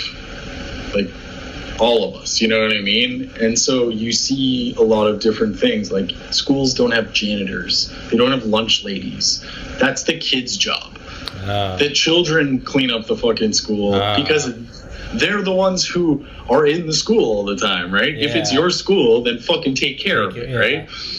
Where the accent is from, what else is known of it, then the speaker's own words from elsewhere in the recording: Canada; I'm Canadian